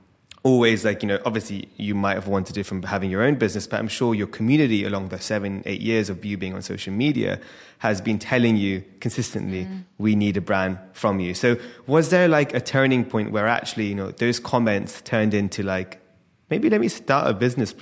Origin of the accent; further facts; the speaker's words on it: Scotland, United Kingdom; definitely being Scottish, I think it helps because it allows you to connect with also your audience